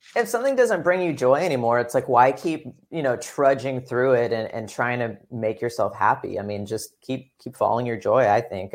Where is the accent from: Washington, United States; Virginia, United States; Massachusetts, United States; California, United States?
California, United States; Upland; also born or lived in Fullerton, California / Irvine, California / Orange County, California; I grew up in lots of, well, not lots of places, Upland, California, which is, like, the Inland Empire, technically